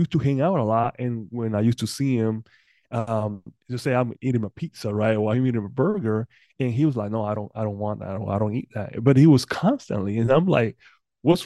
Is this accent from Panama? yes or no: yes; Panama; moved away; I'm originally from Panama.